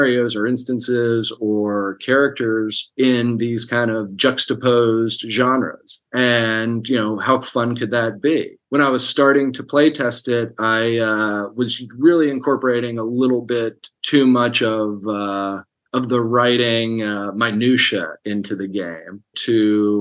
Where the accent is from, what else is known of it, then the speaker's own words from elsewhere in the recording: Hurricane, West Virginia, United States; moved away as an adult; now in Los Angeles, United States; I'm from Hurricane and grew up in Putnam County